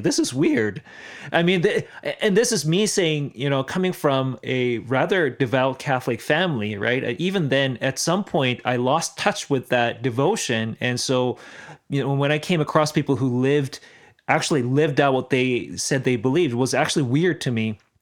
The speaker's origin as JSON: {"language": "English", "country": "South Korea", "said": "I'm from South Korea"}